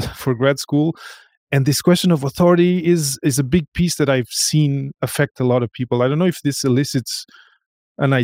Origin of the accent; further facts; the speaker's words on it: Portugal; moved away; I come from Portugal